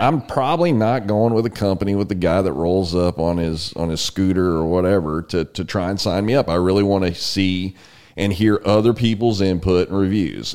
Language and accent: English; San Antonio, Texas, United States; I grew up in San Antonio.